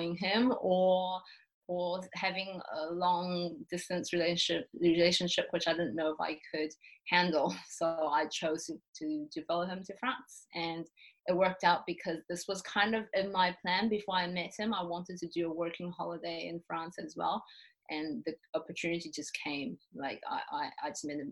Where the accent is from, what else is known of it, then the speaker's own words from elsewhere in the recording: Taiwan; moved away as an adult; also born or lived in New Zealand; I'm from Taiwan, so obviously I grew up in Taiwan, but I did spend 5 years of my childhood in New Zealand.